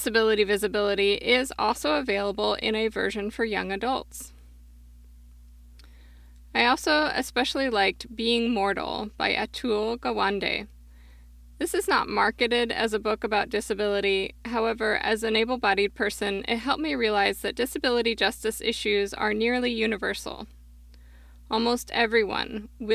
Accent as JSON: {"language": "English", "town": "Portland", "region": "Oregon", "country": "United States", "tie": "born or raised there", "said": "my hometown, Portland, Oregon"}